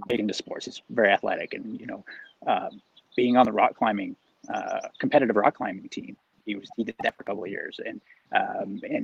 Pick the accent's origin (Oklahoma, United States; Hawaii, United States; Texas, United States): Oklahoma, United States; moved away as an adult; now in South Orange County, United States; I grew up in Oklahoma and spent the early part of my life there.